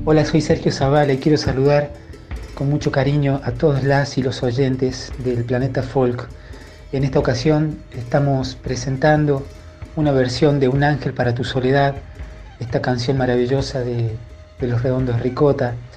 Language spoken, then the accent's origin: Spanish; Concarán, San Luis, Argentina; now in Buenos Aires, Argentina; mi pueblo, con Carán, de donde, de donde soy, donde me crié